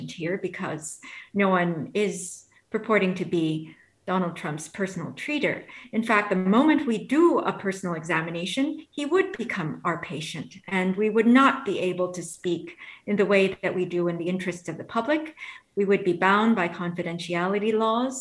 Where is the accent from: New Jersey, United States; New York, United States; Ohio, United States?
New York, United States; New York City; I grew up in New York City during the time when it was rather violent